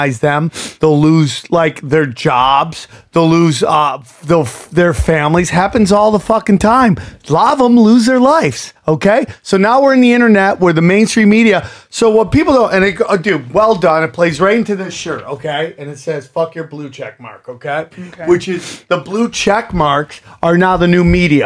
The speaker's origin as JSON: {"language": "English", "country": "United States", "said": "I am an American."}